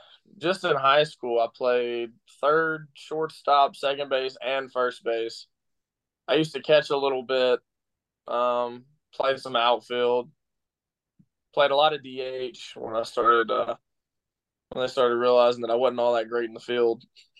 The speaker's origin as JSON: {"language": "English", "region": "Mississippi", "country": "United States", "tie": "born or raised there", "also_born_or_lived": "Texas", "said": "I was born in Texas because my dad worked for Continental Express in Texas, and he got a job opportunity in Memphis and found a house in Mississippi, and we had family living there already, so we were like, all right, this will do, and it's where we settled down."}